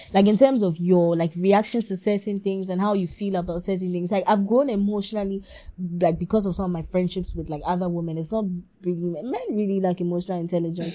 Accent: Ghana; a girl growing up in Ghana

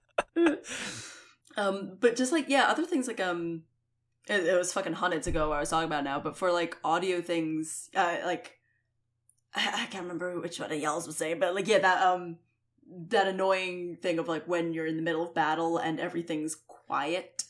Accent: Scotland, United Kingdom; I'm a Scottish asshole

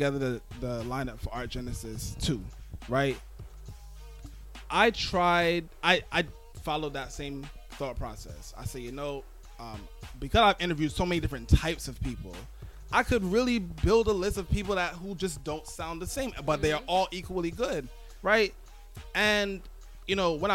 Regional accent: New York City, New York, United States; also born or lived in Uptown Manhattan; I'm from Brooklyn and I live uptown

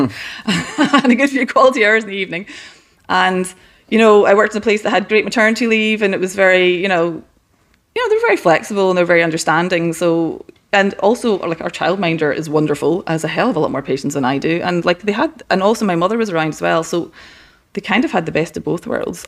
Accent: west coast of Scotland, United Kingdom; moved away; I grew up in a small town in the west coast of Scotland

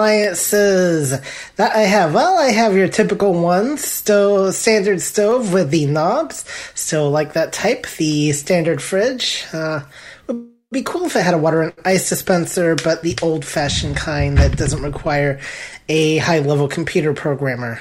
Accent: Houston, Texas, United States; I'm from Houston, Texas

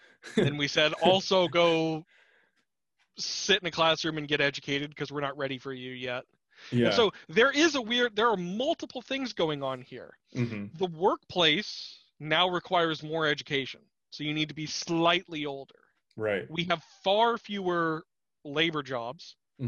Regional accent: Anchorage, Alaska, United States; Anchorage has wonderful Asian supermarkets

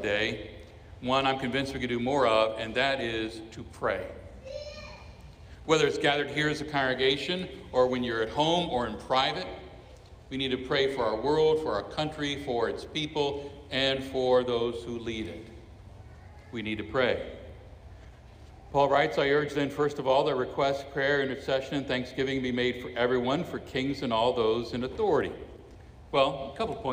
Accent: Miami, Florida, United States; I was born in Miami, Florida. I am a citizen of the United States of America

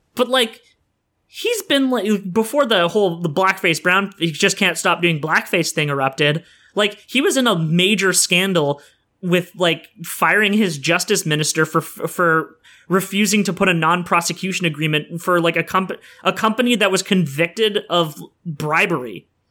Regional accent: Sudbury, Ontario, Canada; now in Oshawa, Canada; my hometown of Sudbury

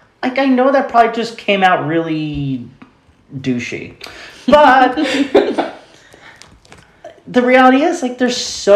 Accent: the North Country, New York, United States; when you're a disabled person growing up in the North Country where there are not a lot of resources

